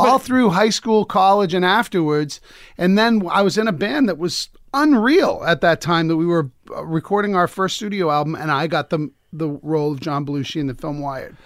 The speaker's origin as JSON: {"language": "English", "town": "Lowell", "region": "Massachusetts", "country": "United States", "tie": "born or raised there", "said": "We moved on up, you know, we were in, I, I was in Lowell."}